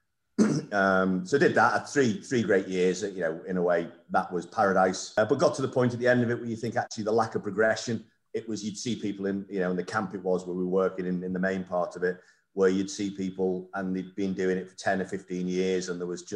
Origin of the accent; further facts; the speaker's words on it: St Helens, North West England, United Kingdom; also born or lived in Liverpool; I was actually born in Liverpool, and then. Up in a place called St Helens, which sort of sits between Liverpool and Manchester.